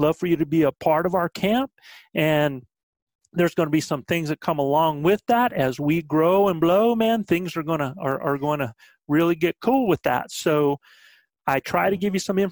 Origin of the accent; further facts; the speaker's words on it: South Carolina, United States; I'm from South Carolina